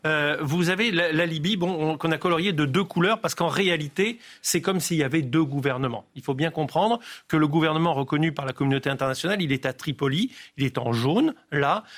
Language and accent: French; Nice, Provence-Alpes-Côte d'Azur, France; moi je suis du sud de la France, donc les phénomènes méditerranéens, je les connais bien, je suis niçois.